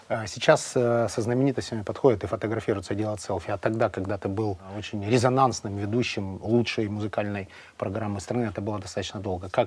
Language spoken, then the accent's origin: Russian; Zaporizhzhia, Zaporizhzhia Oblast, Ukraine; я тоже из Запорожья